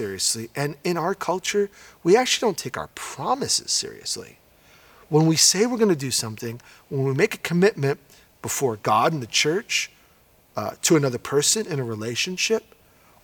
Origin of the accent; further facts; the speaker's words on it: New York, United States; When I was in the seventh grade, I grew up in New York, and I grew up in a very mixed environment